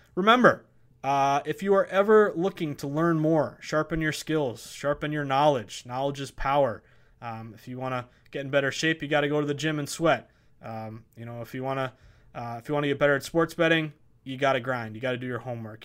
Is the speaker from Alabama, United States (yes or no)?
no; Massachusetts, United States; Massachusetts, my home state